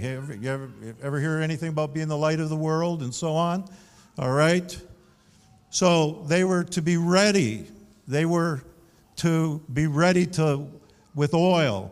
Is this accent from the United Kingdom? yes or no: no; Canada; Now, I'm proudly Canadian. I identify with being a Canadian.